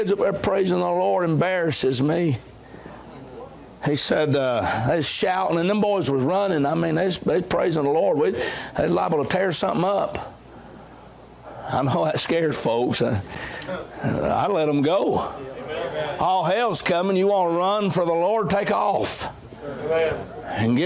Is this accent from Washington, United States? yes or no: no; Dalton, Georgia, United States; moved away as an adult; also born or lived in Augusta, Georgia; now in Hephzibah, United States; I grew up in Dalton, Georgia